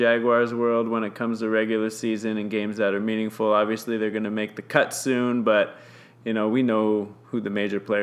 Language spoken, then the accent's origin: English; Toronto, Ontario, Canada; we are both from Toronto, Canada